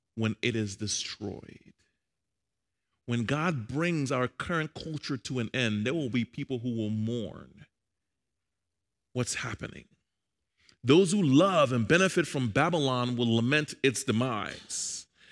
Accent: Liberia; I'm Liberian, by the way. I'm from Liberia, West Africa.

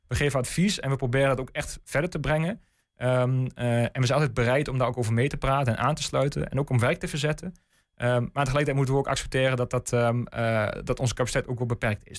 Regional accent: De Lutte, Overijssel, Netherlands; ik kom zelf uit de Lutte. Ehm, dus echt kind van de regio

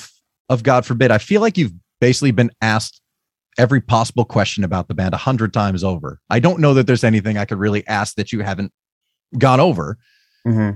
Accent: Lakewood, New Jersey, United States; I grew up in Lakewood, so down near the shore area

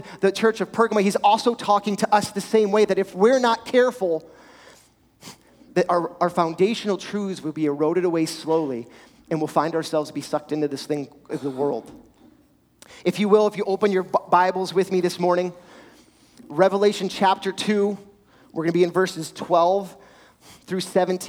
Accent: Richmond, Virginia, United States; Growing up in Richmond, we had a farm, dirt bikes, four-wheelers.

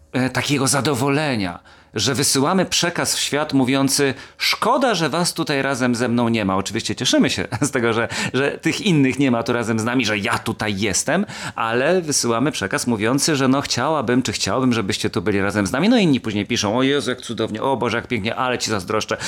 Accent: Kielce, Świętokrzyskie Voivodeship, Poland; moje rodzinne miasto nazywa się Kielce

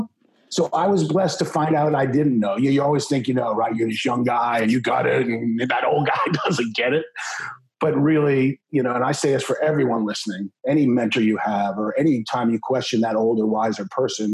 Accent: Maryland, United States; now in Texas, United States; grew up in Maryland

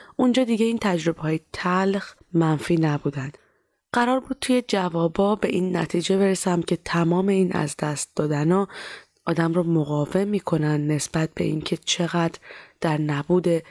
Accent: Iran; moved away; also born or lived in Turkey; از ایران که در اومدم

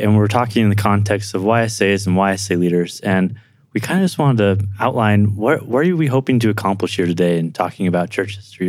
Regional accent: Livermore, California, United States; now in Provo, United States; I'm currently in Provo, Utah, but I was born and raised in Livermore, California, right outside San Francisco, California.

